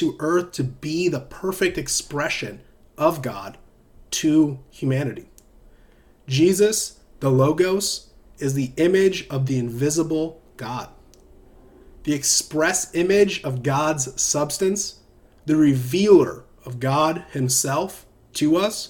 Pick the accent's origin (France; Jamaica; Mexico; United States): United States; Southern United States; accent: Southern American; It's my Southern American accent